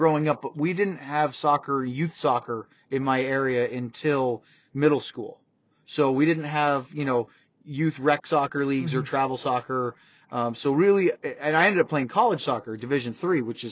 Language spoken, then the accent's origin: English; Maine, United States; I grew up in Maine and New England.